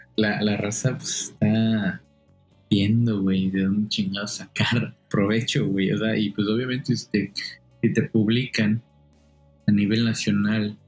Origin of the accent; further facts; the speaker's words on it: Quintana Roo, Mexico; moved away; soy de Quintana Roo